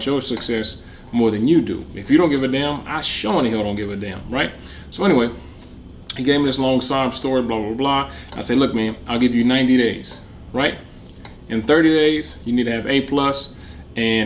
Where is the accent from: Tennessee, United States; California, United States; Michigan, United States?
Michigan, United States; Detroit; I'm from Detroit